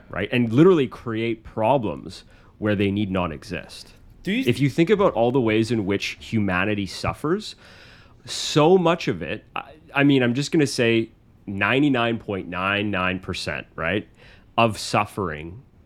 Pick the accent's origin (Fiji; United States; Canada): Canada; I'm from this country. I'm Canadian.